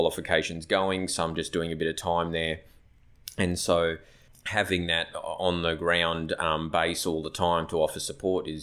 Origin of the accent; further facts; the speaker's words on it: Phillip Island, Victoria, Australia; moved away as an adult; now in Cairns, Australia; I'm from rural Victoria, so I grew up down in Phillip Island in South Gippsland